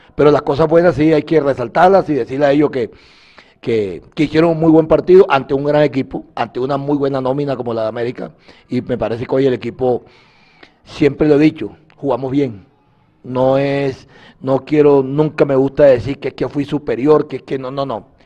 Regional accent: Colombia; Nosotros indudablemente somos colombianos

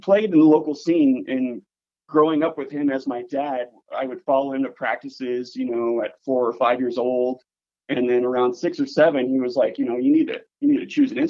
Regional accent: Paradise, California, United States; moved away as an adult; also born or lived in San Francisco, California; now in Minnesota, United States; I'm originally from Paradise, California. Okay. So my hometown burnt down quite some time ago.

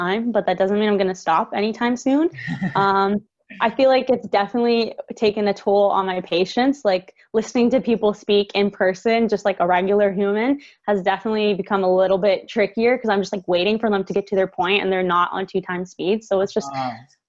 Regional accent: Hamilton, Ontario, Canada; I'm born and raised in Hamilton

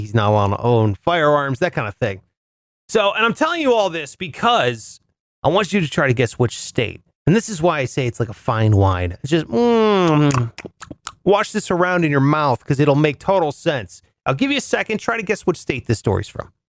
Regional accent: Ohio, United States; Ohio, where I'm originally from

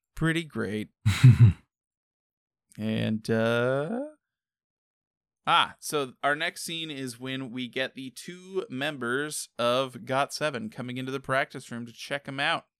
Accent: United States; being American

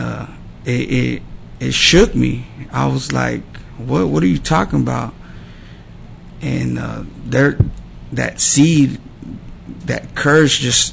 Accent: Dallas, Texas, United States; I was born in Dallas. So I was born in Dallas, and then I grew up in South Dallas, off of Dixon.

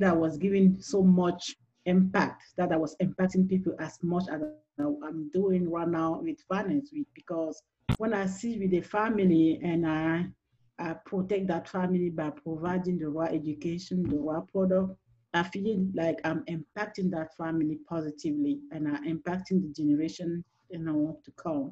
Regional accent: Cameroon; English is a second language; moved away as an adult; also born or lived in Washington, D.C., United States; now in Texas, United States; originally from Cameroon, which is the French speaking part, so you can hear my accent

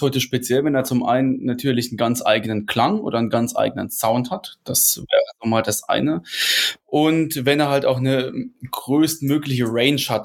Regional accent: Rhineland-Palatinate, Germany; ich bin ja Pfälzer, Pfälzer, ne, eigentlich. Also kann, komme jetzt nicht wie die anderen hier bei uns mehr so aus der Münchner Ecke, beziehungsweise aus, aus Bayern halt, sondern ich komme aus der Pfalz

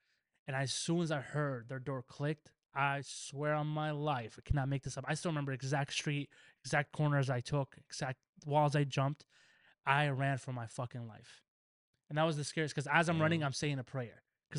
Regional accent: Palestine; moved away; I grew up in Palestine. I was probably 6, 7.

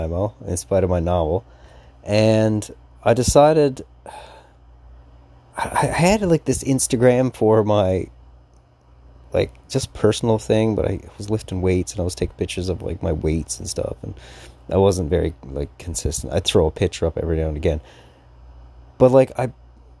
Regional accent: Newfoundland and Labrador, Canada; I'm from Newfoundland

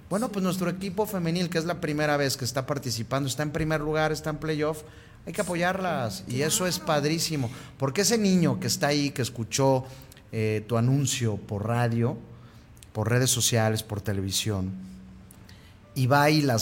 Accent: Aguascalientes, Mexico; sí, soy hidrocálida. Soy de Aguascalientes y sí es cierto que lo tenemos todo.

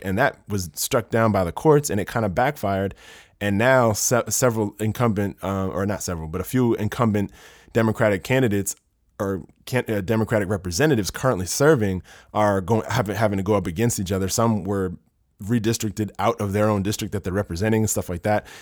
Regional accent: Maryland, United States; I'm from Maryland

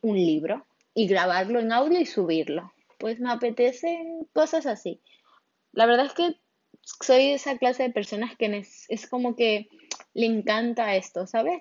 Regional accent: Barcelona, Catalonia, Spain; born or raised there; also born or lived in Venezuela

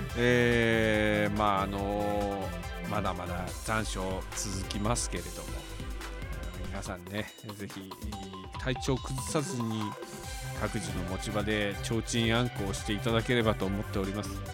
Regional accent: Tochigi, Japan; うちの地元の栃木市が関東の倉敷って呼ばれてる

